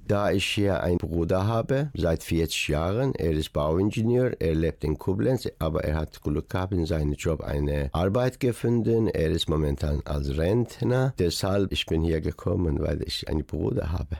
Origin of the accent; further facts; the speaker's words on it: Iran; German is a second language; moved away as an adult; now in Dortmund, Germany; Man fühlt sich immer als Iraner, weil ich da geboren bin